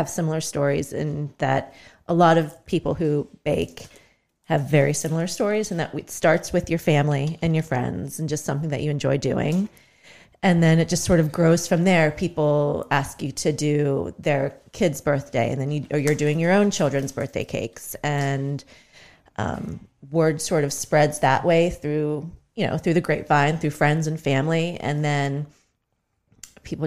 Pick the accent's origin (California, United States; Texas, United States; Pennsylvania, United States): Pennsylvania, United States; Greensburg; I grew up here in Greensburg, went to Greensburg Salem